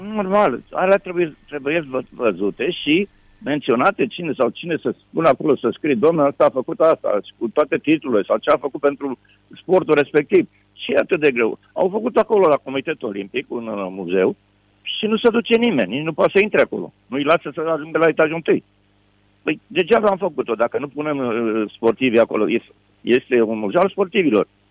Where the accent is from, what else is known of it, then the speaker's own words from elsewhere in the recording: Bucharest, Romania; also born or lived in Constanța; m-am născut în București